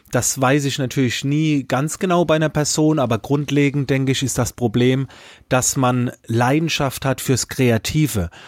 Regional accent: Baden-Württemberg, Germany; Ich komme aus der Nähe von Heidelberg, habe zwei Kinder, bin glücklich verheiratet

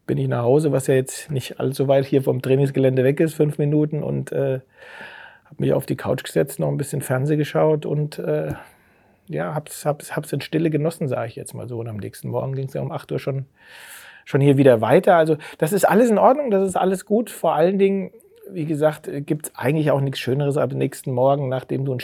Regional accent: Hessenau, Hesse, Germany; also born or lived in Geinsheim; Und dann aufgewachsen auf der Hessenau. Das ist fünf Kilometer von Geinsheim. In Geinsheim habe ich Fußball gespielt und bin

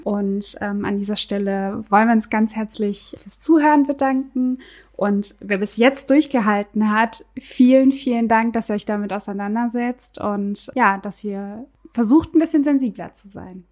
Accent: Berlin, Germany; ich bin gebürtige Berlinerin bzw. gebürtige Weddingerin

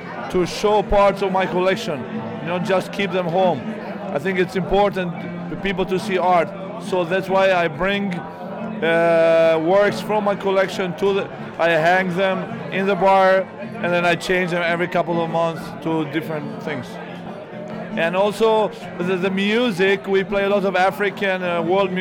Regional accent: Kosovo; moved away; I come from Kosovo, and there you celebrate that.

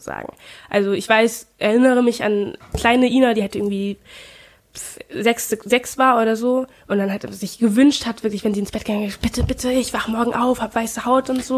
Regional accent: Germany; first language German; ich bin ja auch in Deutschland geboren

